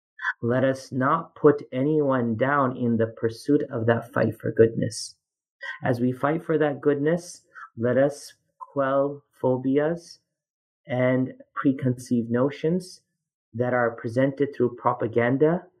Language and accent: English; Canada; now in United States; as a Canadian